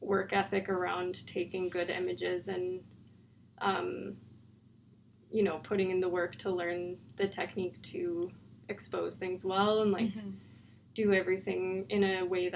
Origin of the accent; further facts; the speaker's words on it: Calgary, Alberta, Canada; now in Dawson City, Canada; I grew up in Calgary